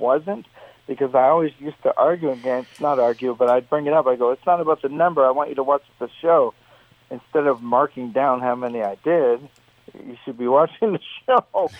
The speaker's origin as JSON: {"language": "English", "country": "Canada", "said": "in Canada politically we also we're big on American politics as well as Canadian"}